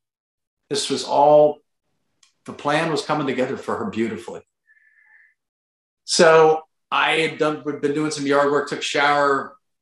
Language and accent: English; Pittsburgh, Pennsylvania, United States; now in North Carolina, United States; I'm born and raised in the Pittsburgh area, but we're down in North Carolina